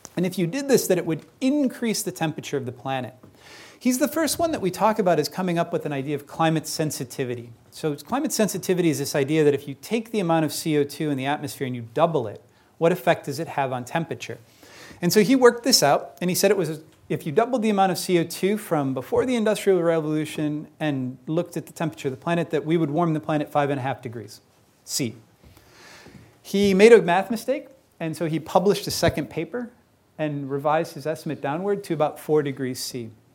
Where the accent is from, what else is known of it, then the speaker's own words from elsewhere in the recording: Chicago, Illinois, United States; I grew up in Chicago